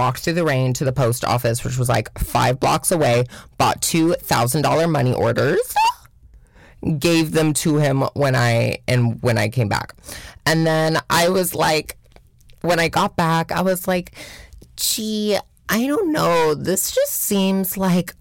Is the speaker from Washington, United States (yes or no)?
yes; Washington, United States; moved away as an adult; now in New York, United States; I am from Washington State